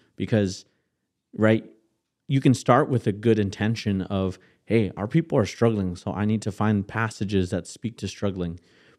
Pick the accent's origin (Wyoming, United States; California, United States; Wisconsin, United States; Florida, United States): Wisconsin, United States; Kenosha; my mind runs back to the church I grew up in Kenosha, Wisconsin, right?